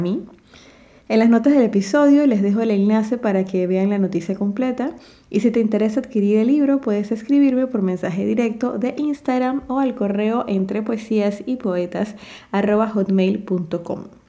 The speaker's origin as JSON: {"language": "Spanish", "town": "David", "region": "Chiriquí", "country": "Panama", "said": "en mi país se celebra en noviembre"}